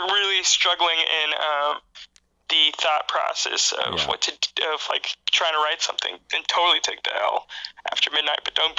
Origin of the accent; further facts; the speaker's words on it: Dallas, Texas, United States; moved away as an adult; also born or lived in Oklahoma; now in Chicago, United States; I've grown up, you know, I'm from the Dallas area.